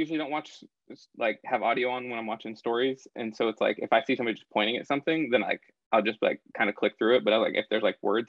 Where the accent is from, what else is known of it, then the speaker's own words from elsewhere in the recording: Eugene, Oregon, United States; moved away as an adult; now in Texas, United States; I'm from Oregon, actually. Transplant.